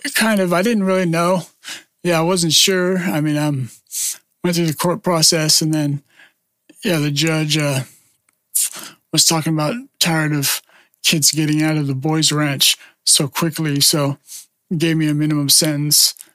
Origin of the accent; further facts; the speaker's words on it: Gilroy, California, United States; moved away as an adult; also born or lived in San Jose / Portland; growing up in Gilroy